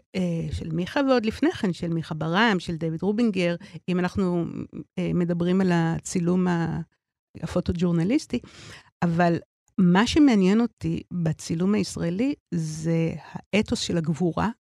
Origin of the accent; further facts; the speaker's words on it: Tel Aviv, Tel Aviv District, Israel; אני גדלתי בתל אביב